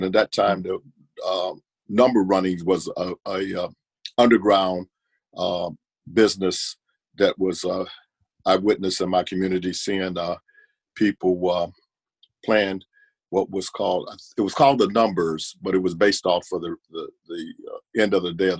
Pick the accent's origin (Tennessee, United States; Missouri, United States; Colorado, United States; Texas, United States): Tennessee, United States; Nashville; Okay, I was born in the mid-50s, 1954 to be exact, and I was born in Nashville, Tennessee. I lived in a community there in Nashville that was segregated, honestly, and it was a very nice community.